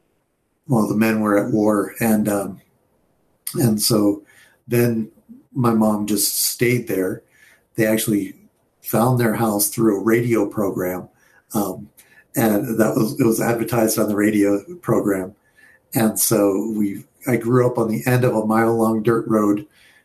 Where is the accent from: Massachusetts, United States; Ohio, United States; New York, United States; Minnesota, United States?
New York, United States; also born or lived in Colorado; So I was born in Colorado at the Air Force Academy, but I don't remember all of that. We were born in my dad was Air Force, so he moved around a lot until he went to Vietnam, and then we moved up to northern New York